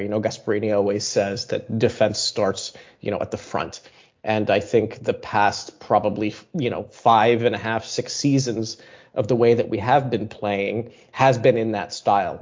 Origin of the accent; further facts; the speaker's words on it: United States; I am American